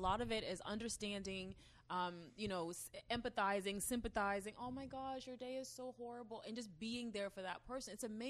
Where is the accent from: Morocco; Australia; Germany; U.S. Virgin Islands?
U.S. Virgin Islands; moved away; I was born in St. Thomas, a 30-mile island very, very, very far away.